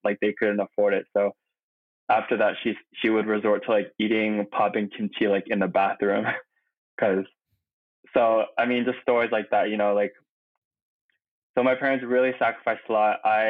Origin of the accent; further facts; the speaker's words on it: Bay Area, Silicon Valley, California, United States; first language Korean; now in New York, United States; I'm from the Bay Area in like Silicon Valley, like the Palo Alto Mountain View area.